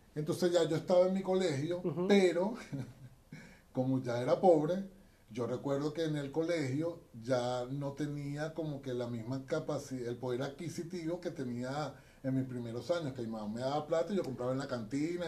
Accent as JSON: {"language": "Spanish", "country": "Venezuela", "moved": "yes", "lives_now": "Chile", "said": "la gente de mi tierra, Venezuela"}